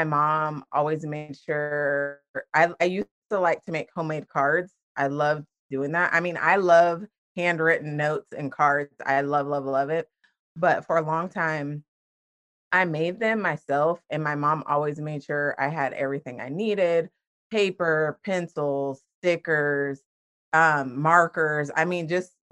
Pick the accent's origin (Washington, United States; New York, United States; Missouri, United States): Washington, United States; moved away as an adult; now in Florida, United States; I am originally from Washington State, and I grew up there, lived there until I was 18, and then I moved to Florida, and I have been here ever since.